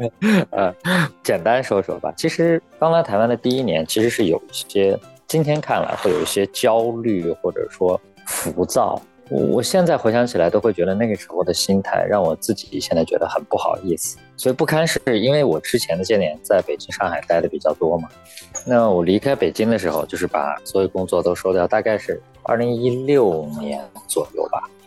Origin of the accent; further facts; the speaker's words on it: Urumqi, Xinjiang, China; accent: northern; moved away as an adult; now in Taiwan; 我一个一口北方口音来到台湾之后，知道我家乡在新疆乌鲁木齐。